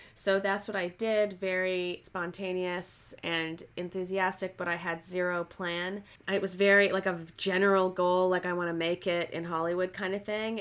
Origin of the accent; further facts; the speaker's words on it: Canada; moved away as an adult; also born or lived in Toronto / Oxford; now in Los Angeles, United States; I'm Canadian and I moved down to Los Angeles.